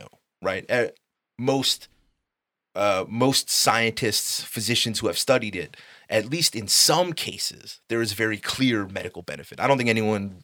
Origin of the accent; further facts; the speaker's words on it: Chicago, Illinois, United States; also born or lived in Uptown, Chicago / Glenview, Illinois (Glenbrook South High School); I was born in Albany Park, you know, raised back and forth from uptown